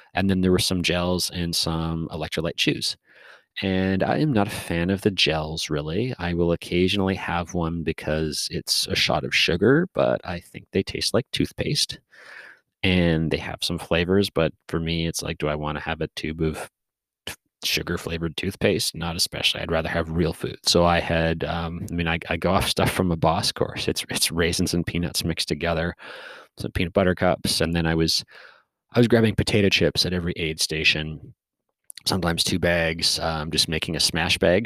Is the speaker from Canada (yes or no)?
yes; Canada; I was from Canada